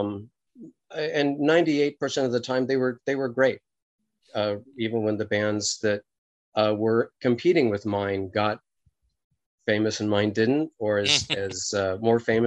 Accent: Los Angeles, California, United States; I hail from Los Angeles, California

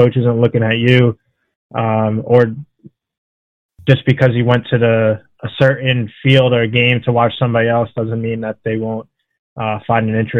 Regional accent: Long Island, New York, United States; I grew up on Long Island in New York

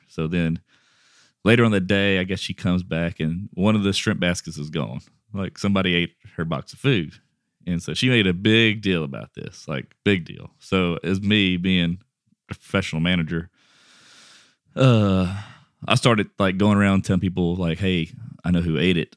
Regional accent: Westlake, Louisiana, United States; I'm from Westlake, Louisiana

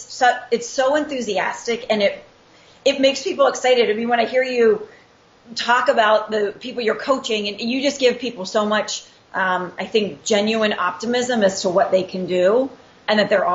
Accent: Pittsburgh, Pennsylvania, United States; now in Scottsdale, United States; Well, I am born and raised in Pittsburgh, PA, but yins aren't going to hear a Pittsburgh accent out of me.

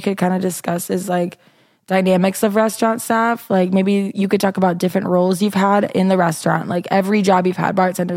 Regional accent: Minnesota, United States; moved away; also born or lived in Iowa; I'm from Minnesota, and I went to Iowa

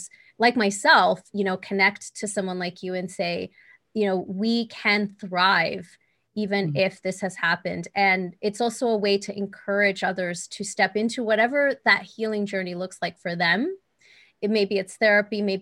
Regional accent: El Salvador; moved away; I'm from El Salvador originally. Mm-hmm. I was born there

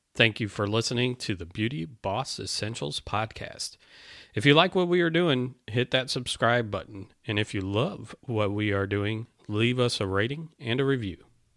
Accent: Northwest Indiana, United States; now in South Carolina, United States; I'm from Northwest Indiana. I grew up there

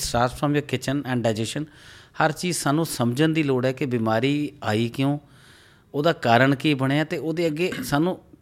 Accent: Punjab, India; ਆਪਣੀ ਸਟੇਟ ਨੂੰ ਆਪਣੀ ਫੈਮਿਲੀ ਨੂੰ ਆਪਣੇ ਮੋਰਲਸ ਨੂੰ ਆਪਣੀ ਜੜ੍ਹਾਂ ਨੂੰ ਜਿੱਥੋਂ ਅਸੀਂ ਜੰਮੇ ਪਲੇ ਆ

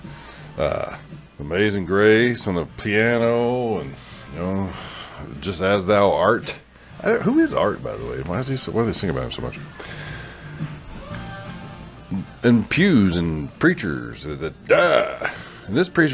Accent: the South, United States; growing up in the South, in the Southern Baptist, in convention era

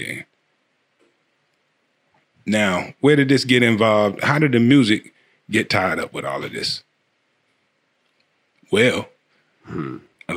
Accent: Tarboro, North Carolina, United States; we're from Tarboro, Princeville, Tarboro area

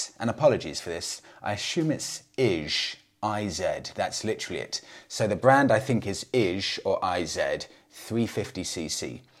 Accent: Poland; English is a second language; As I'm from Poland, mostly motorcycles from Eastern countries were available.

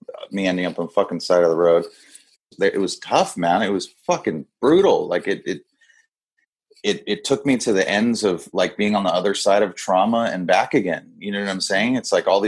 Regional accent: Kona, Hawaii, United States; moved away as an adult; also born or lived in San Diego; all my boys I grew up with that we grew up drinking together. You know what I mean? That's like, like, that's just what we did as the boys in Kona

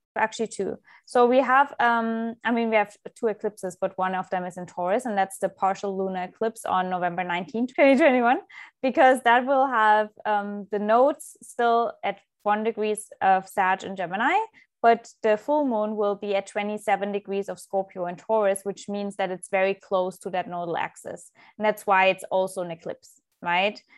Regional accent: Germany; moved away; I was, uh, born and raised in Germany

